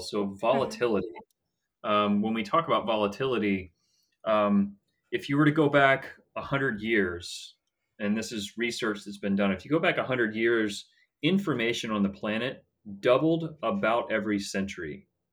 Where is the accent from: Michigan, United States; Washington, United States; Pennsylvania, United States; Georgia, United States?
Georgia, United States; Atlanta; I was born and raised in Atlanta, Georgia